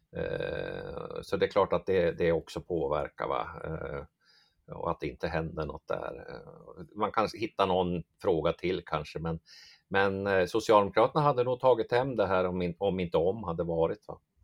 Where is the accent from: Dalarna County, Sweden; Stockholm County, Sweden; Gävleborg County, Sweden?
Gävleborg County, Sweden; Hamrånge; accent: mix of Dalarna dialect and Norrland dialect; now in Blekinge, Sweden; kommer från strax norr om Gävle, en eh, Hamrånge heter det, Hamrångefjärn eller en sån här bruksort, Norrsundet där låg där som, det är därför min dialekt är som den här, en blandning mellan dalmål och norrländska.